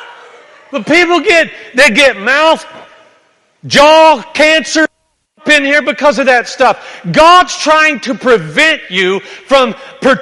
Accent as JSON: {"language": "English", "region": "the South", "country": "United States", "tie": "born or raised there", "said": "where I grew up in the South, everybody chews and spits."}